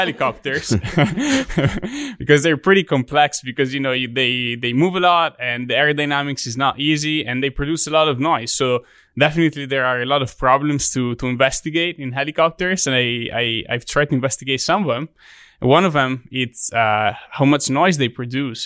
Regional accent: Italy; English is a second language; moved away as an adult; also born or lived in Texas; now in Auburn, United States; my hometown in Italy

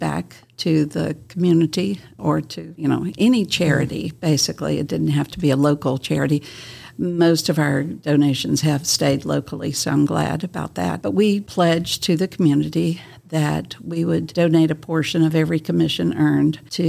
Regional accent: South Carolina, United States; moved away as an adult; also born or lived in California; now in Kingsport, United States; I'm a Southern girl. I grew up in South Carolina

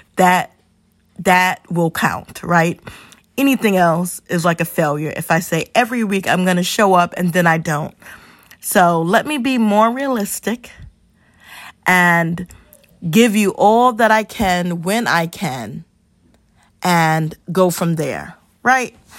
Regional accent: New York City, New York, United States; also born or lived in North Carolina; Born and raised in the Bronx

